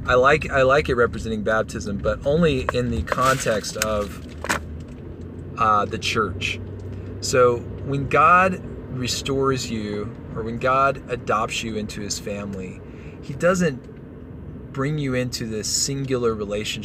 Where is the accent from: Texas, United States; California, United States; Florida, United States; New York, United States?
Texas, United States; moved away as an adult; now in Colorado, United States; We're from Texas.